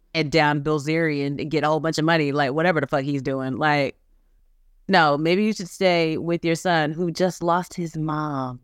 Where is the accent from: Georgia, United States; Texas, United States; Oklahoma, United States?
Texas, United States; I'm from Texas